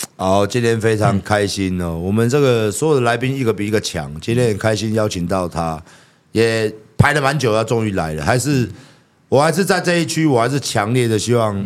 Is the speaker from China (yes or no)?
no; Taiwan; 我们台湾人